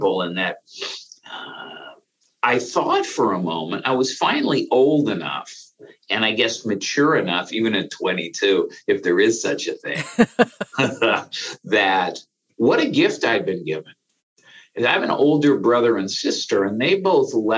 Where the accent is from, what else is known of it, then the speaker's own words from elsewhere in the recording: San Francisco, California, United States; I grew up in San Francisco